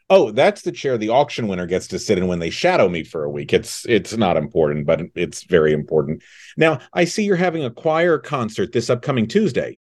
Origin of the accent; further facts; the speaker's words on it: California, United States; we grew up in California